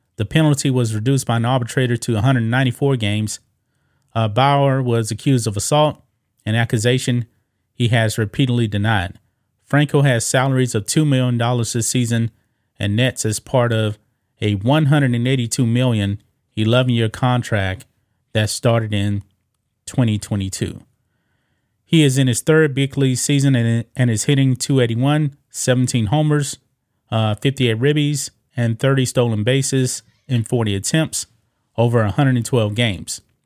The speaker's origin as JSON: {"language": "English", "country": "United States", "said": "I'm an American"}